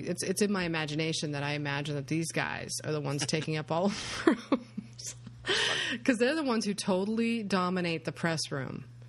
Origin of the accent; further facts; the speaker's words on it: United States; I'm an American.